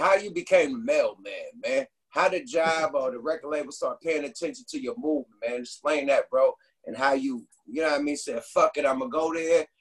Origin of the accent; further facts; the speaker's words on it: the Ville, California, United States; I'm from the Ville